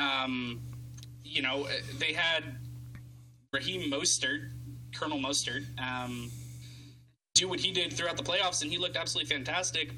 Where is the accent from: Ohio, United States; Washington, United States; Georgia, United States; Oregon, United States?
Oregon, United States; Portland; born and raised in Portland, Oregon, four hours south of Seattle.